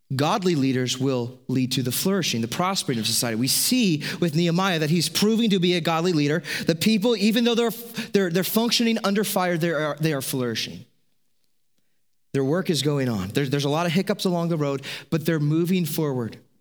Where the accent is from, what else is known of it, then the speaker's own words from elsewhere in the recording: United States; As an American, As people who are American citizens